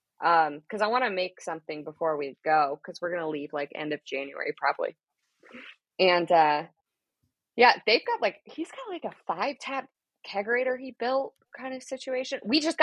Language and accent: English; Florida, United States; now in Washington, United States; I grew up in Florida.